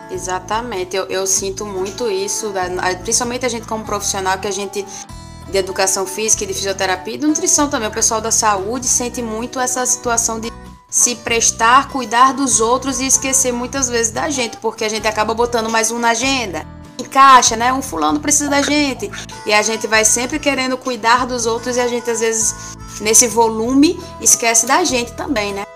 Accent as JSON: {"language": "Portuguese", "town": "Natal", "region": "Rio Grande do Norte", "country": "Brazil", "moved": "yes", "lives_now": "Aracaju, Brazil", "said": "eu sou natalense, mas moro aqui em Aracaju"}